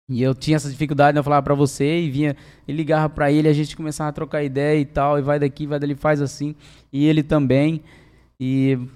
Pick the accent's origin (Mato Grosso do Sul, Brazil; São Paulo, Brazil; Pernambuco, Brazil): Mato Grosso do Sul, Brazil; also born or lived in Angélica; eu sou assim, do Mato Grosso do Sul mesmo, né? Nasci em Angélica, saí de lá com um mês de idade e sempre morei pelas regiões, sempre fazenda, né?